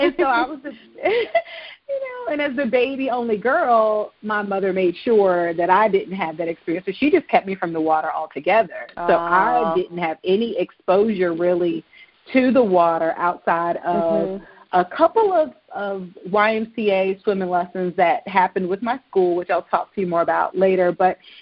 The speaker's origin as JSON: {"language": "English", "region": "Virginia", "country": "United States", "tie": "born or raised there", "said": "I was born in Virginia, and I was born very close to the ocean front"}